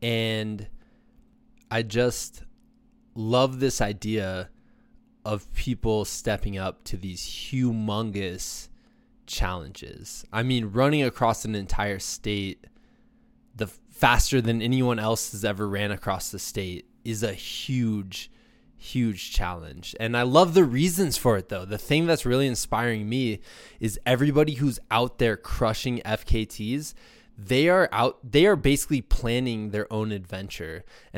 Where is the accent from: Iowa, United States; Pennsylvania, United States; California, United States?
Iowa, United States; Muscatine; he's going to start in the beautiful Mecca of Muscatine, which is my hometown, right on the Mississippi River.